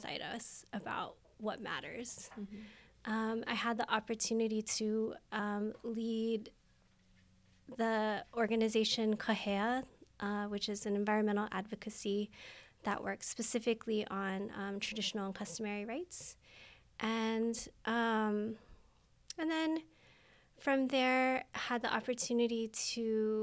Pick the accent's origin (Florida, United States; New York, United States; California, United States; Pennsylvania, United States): California, United States; Los Angeles; also born or lived in Okinawa, Japan (ancestry); now in Waipio, Oahu, United States; I grew up in Los Angeles